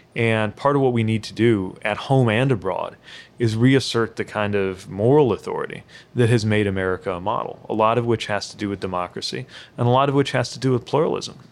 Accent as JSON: {"language": "English", "town": "South Bend", "region": "Indiana", "country": "United States", "said": "I'm a proud son of South Bend, Indiana"}